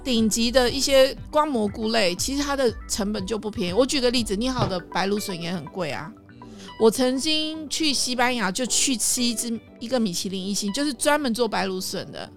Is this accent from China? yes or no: no; Taiwan; now in Taipei, Taiwan; 我是客家人嘛